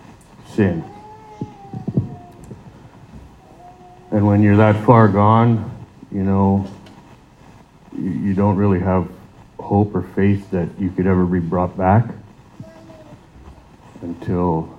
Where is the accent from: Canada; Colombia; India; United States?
Canada; Sault Ste. Marie, Ontario; moved away; I'm originally from Sault Ste. Marie, Ontario